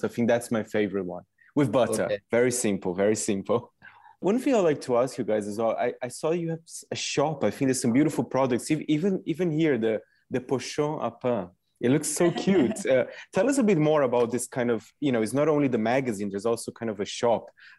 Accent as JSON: {"language": "English", "country": "Brazil", "said": "because I'm from Brazil"}